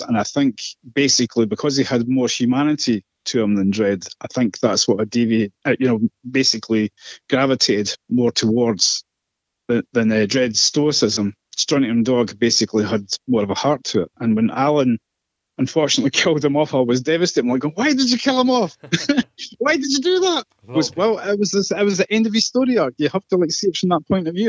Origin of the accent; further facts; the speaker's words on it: Scotland, United Kingdom; I'm Scottish